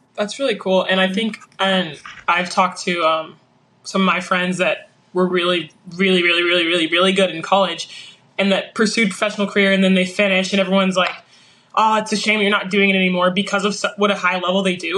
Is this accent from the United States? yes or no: yes; Arlington, United States; arlington which is my hometown